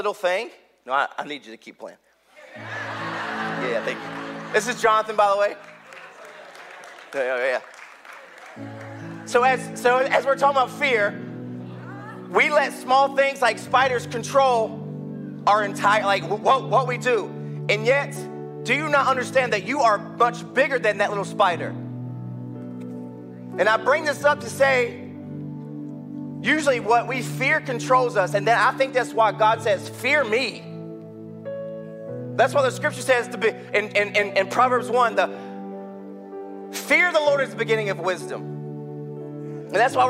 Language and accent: English; North Carolina, United States; I'm from North Carolina